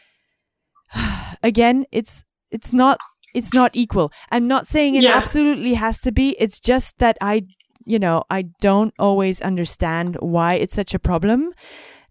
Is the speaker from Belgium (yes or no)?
yes; Belgium; I'm used to festivals with like 12 stages because I'm from Belgium